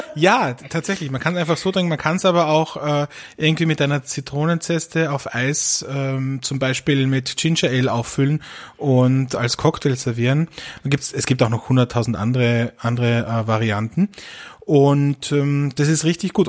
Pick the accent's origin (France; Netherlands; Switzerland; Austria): Austria; bei uns in Österreich